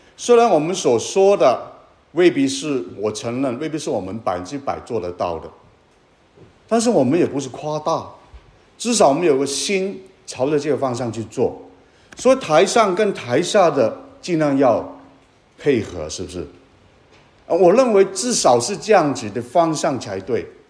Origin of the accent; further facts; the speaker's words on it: Guangdong, China; 我是广东人